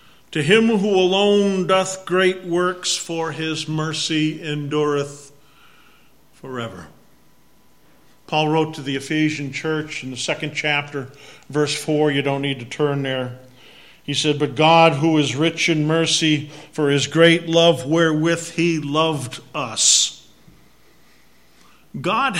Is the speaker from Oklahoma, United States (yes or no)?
no; Massachusetts, United States; accent: Massachusetts; my Massachusetts accent